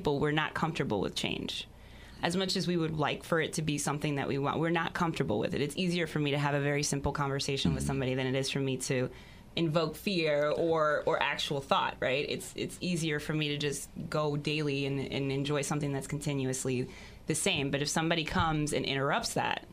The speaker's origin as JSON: {"language": "English", "region": "Maryland", "country": "United States", "tie": "born or raised there", "said": "I grew up in Maryland"}